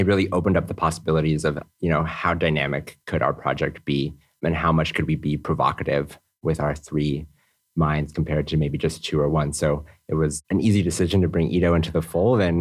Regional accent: New Mexico, United States; moved away as an adult; now in Copenhagen, Denmark; I'm uh, from the US, originally from New Mexico.

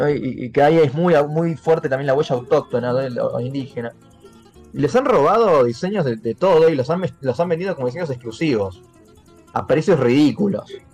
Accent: Argentina; cómo me pienso yo como argentino

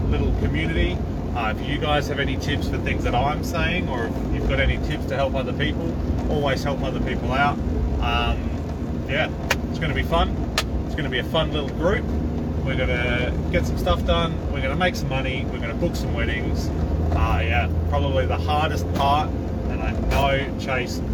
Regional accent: Adelaide, South Australia, Australia; I'm from Adelaide, Australia, and I'm a wedding photographer

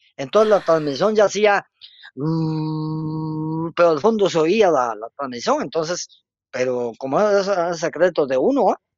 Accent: Río Hondo, Zacapa, Guatemala; moved away as an adult; also born or lived in Teculután; now in Jutiapa, Guatemala; Aquí dejé el ombligo, aquí estudié, aquí hice todo, sí, pero ahora mi trabajo profesional me hace desempeñarme en otro lugar no puedo negar que soy zacapaneco

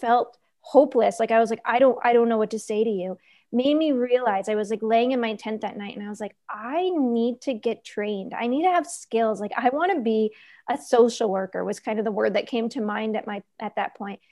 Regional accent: New York, United States; moved away; I was born and raised in New York

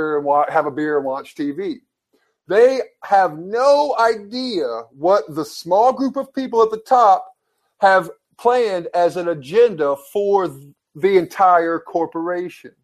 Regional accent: Kingston, Tennessee, United States; moved away; Kingston, Tennessee, I love my hometown

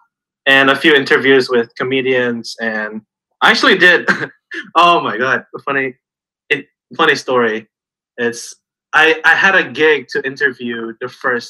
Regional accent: Jakarta, Indonesia; now in Australia; as Brendan said. I'm from Jakarta, Indonesia, the capital, or soon to not be capital, apparently.

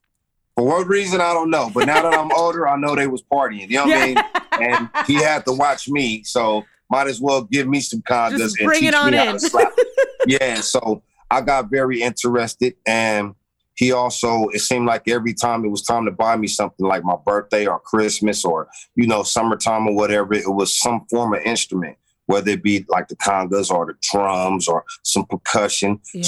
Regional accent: Compton, California, United States; Yeah, I'm born and bred in Compton. 15202 South Williams, Compton, California. 1970, you know what I mean? Born Christmas Eve, a preemie.

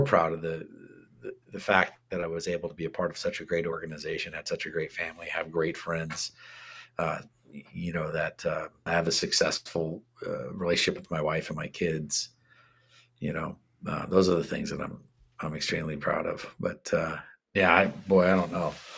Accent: Washington, United States; also born or lived in Canada; I'm from Washington

